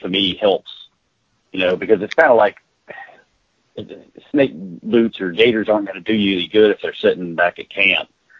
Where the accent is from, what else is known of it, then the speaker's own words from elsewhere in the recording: Virginia, United States; now in South Texas, United States; I'm from Virginia originally